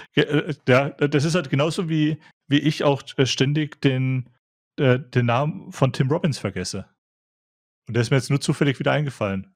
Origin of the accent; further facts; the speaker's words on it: a Swabian village, Germany; moved away; bei mir im, im schwäbischen Dorf